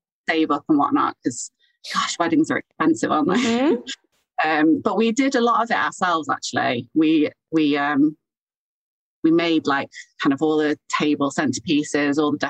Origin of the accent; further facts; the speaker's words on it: Chester, North West England, United Kingdom; moved away as an adult; also born or lived in Sheffield; I'm from Chester.